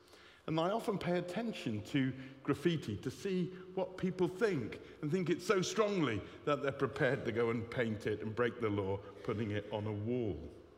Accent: Bristol, South West England, United Kingdom; Well, I come from Bristol. I know I don't sound like it much, my old babby.

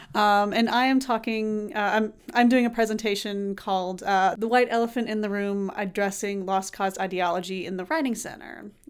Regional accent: Tallahassee, Florida, United States; moved away; I'm from Tallahassee

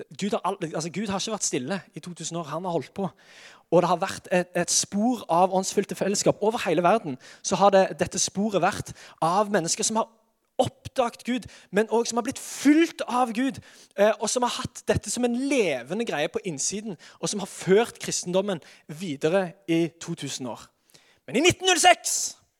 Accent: Sandnes, Rogaland, Norway; Jeg er fra Sandnes, født og oppvokst, alltid bodd her

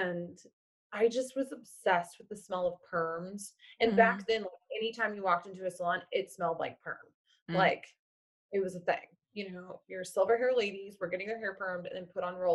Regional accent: Oklahoma, United States; moved away as an adult; now in Portland, United States; I'm originally from Oklahoma, and then I moved to Oklahoma City

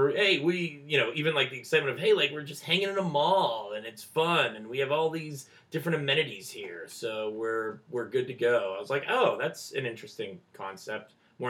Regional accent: Monroeville, Pennsylvania, United States; I grew up in Monroeville

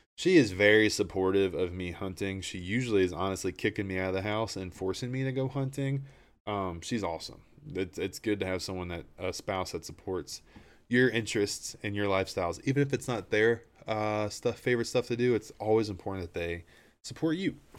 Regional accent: Appalachia, United States; I'm from Appalachia.

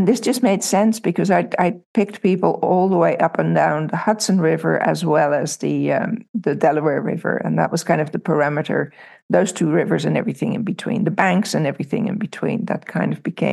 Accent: Amsterdam, North Holland, Netherlands; moved away; also born or lived in Milford, Pennsylvania / New York City; I grew up in Amsterdam, so I didn't really grow up in the country.

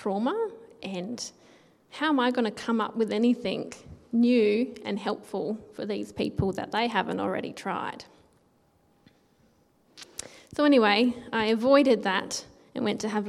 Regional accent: Naracoorte, South Australia, Australia; growing up in Narracourt

